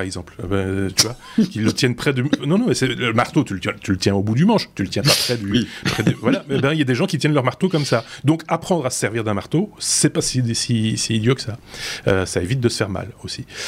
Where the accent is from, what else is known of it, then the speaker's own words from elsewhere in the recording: Belgium; par chez nous, en Belgique